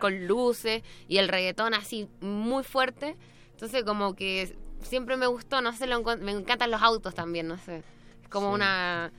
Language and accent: Spanish; Iquique, Tarapacá, Chile; yo soy de Iquique, no soy de Santiago